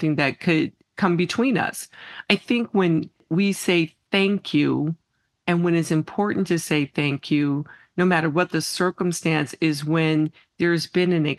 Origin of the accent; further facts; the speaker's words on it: Midwest, United States; moved away as an adult; now in Arizona, United States; growing up in the Midwest